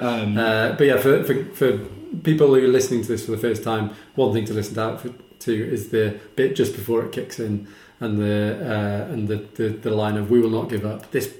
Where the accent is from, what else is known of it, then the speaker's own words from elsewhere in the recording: United Kingdom; But we're British, so we call it the Fall of Maths.